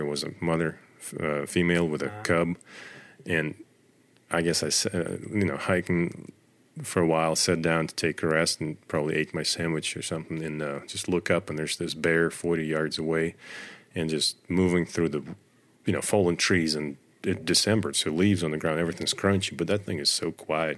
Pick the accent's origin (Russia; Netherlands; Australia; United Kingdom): Russia; moved away as an adult; now in United States; I grew up in Russia in the middle of nowhere